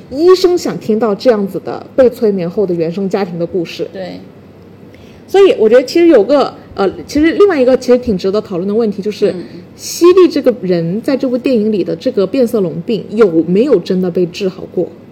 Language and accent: Chinese; China; 我们中国人比较内斗